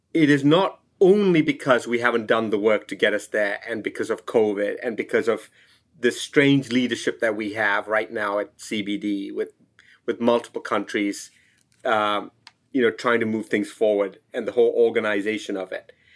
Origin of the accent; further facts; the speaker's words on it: Sri Lanka; I'm from Sri Lanka